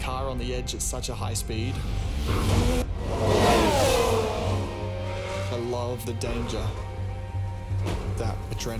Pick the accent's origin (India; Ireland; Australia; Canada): Australia; Perth, Western Australia; I was born in Perth, Australia, and I'm a Formula One driver.